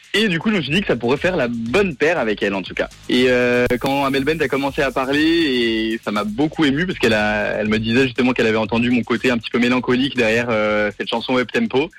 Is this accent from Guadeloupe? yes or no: no; Geneva, Switzerland; moved away as an adult; now in Paris, France; je suis né à Genève, j'y ai grandi jusqu'à mes vingt et un ans, et ensuite, je suis parti à Paris